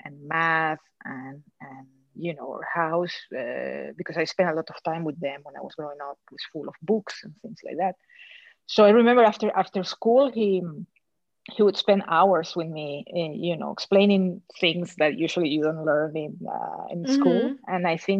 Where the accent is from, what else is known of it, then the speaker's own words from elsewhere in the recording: Caracas, Capital District, Venezuela; accent: thick Venezuelan; moved away; I was born and raised in Caracas, Venezuela, in South America